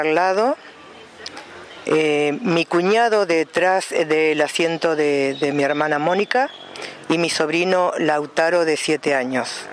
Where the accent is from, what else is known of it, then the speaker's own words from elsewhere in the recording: Santa Rosa, La Pampa, Argentina; de Santa Rosa La Pampa